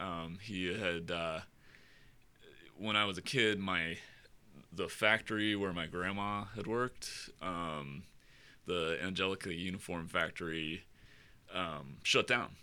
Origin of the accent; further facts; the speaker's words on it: Boulder, Colorado, United States; I was born and raised in Boulder